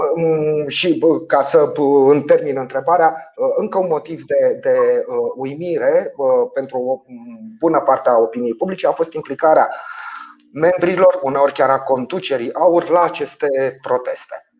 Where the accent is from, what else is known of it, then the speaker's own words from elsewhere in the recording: Romania; ca român